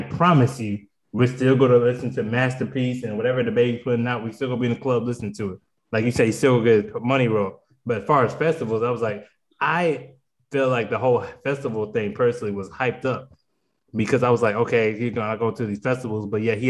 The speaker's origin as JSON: {"language": "English", "town": "Charlotte", "region": "North Carolina", "country": "United States", "said": "I'm from Charlotte. So he messed around and was involved with a murder in Walmart in Charlotte."}